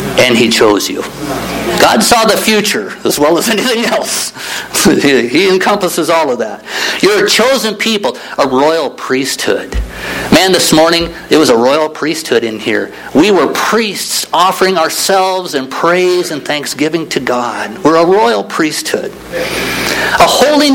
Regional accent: Midwest, United States; I grew up in the Midwest.

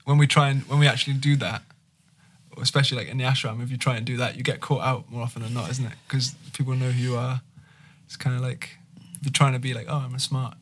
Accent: Petaluma, California, United States; I'm from Petaluma

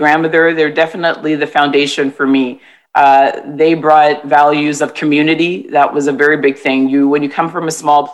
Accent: Toronto, Ontario, Canada; I was born and raised in Toronto, T-Dot, I guess people call it now, or the Six, and my family comes from the Caribbean

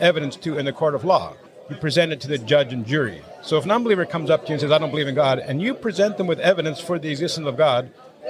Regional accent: Canada; I've been all over the place. I spent last winter in Panama. I, of course, born and raised in Canada.

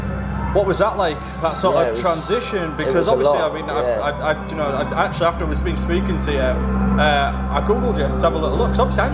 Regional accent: Hull, Yorkshire and the Humber, United Kingdom; I'm from Hull. You know, the thing is, I always say about Hull, because it's at the end of the M62.

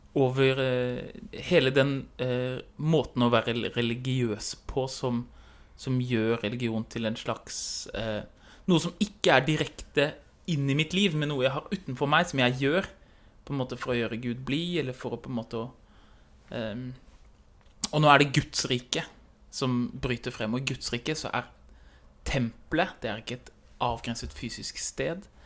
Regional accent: Oslo, Norway; moved away; hjemme i Oslo

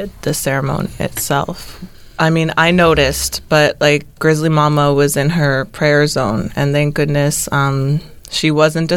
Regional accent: Halifax, Nova Scotia, Canada; I'm from Halifax.

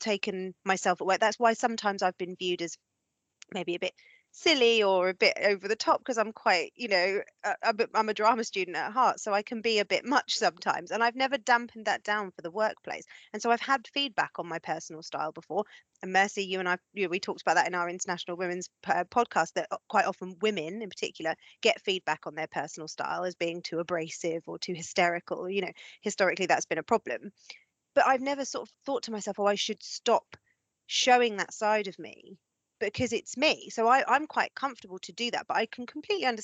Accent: England, United Kingdom; I'm an English white woman

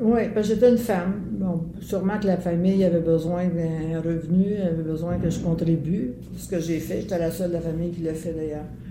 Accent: Montreal, Quebec, Canada; also born or lived in LaSalle; Puis on a été élevé, j'ai été élevée à Verdun

